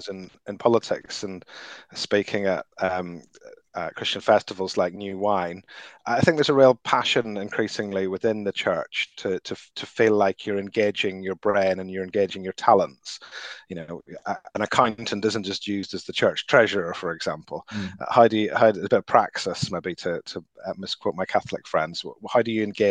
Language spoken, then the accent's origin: English; Northern Ireland, United Kingdom; moved away as an adult; also born or lived in London; I grew up in Northern Ireland in the 1980s